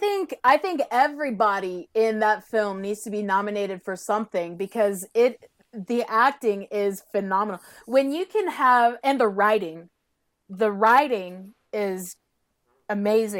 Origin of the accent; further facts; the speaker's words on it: Southeast, United States; also born or lived in Georgia; we're from the Southeast.